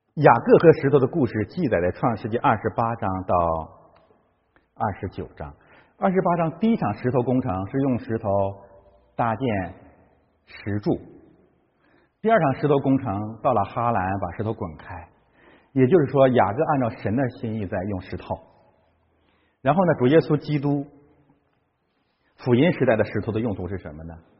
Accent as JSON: {"language": "Chinese", "country": "China", "said": "我中国人是这样的"}